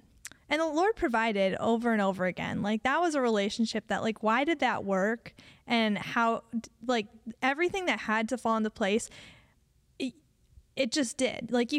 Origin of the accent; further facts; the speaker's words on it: Connecticut, United States; I was from Connecticut, and we met when we were 8, and I tried to flirt.